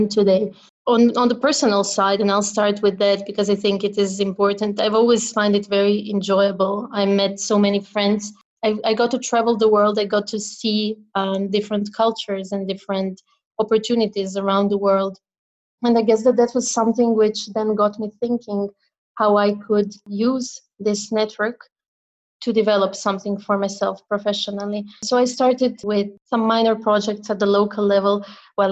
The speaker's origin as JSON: {"language": "English", "country": "Croatia", "moved": "yes", "said": "back in my home country in Croatia"}